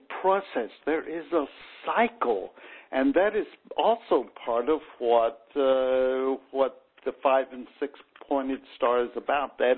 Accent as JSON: {"language": "English", "region": "the South", "country": "United States", "tie": "born or raised there", "said": "when I was growing up in the South"}